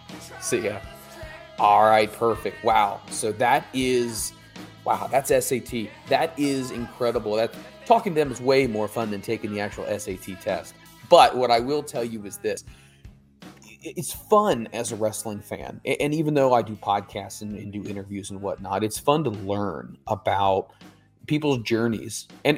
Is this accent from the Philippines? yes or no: yes; Philippines; from the Philippines.